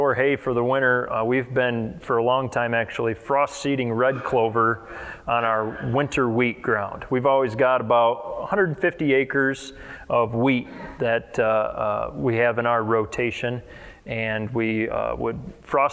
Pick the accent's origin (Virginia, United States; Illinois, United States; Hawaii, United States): Illinois, United States; near DeKalb, North Central; I'm 27, I'm from North Central Illinois up by DeKalb, if anybody's familiar with that, about 70 miles west of Chicago.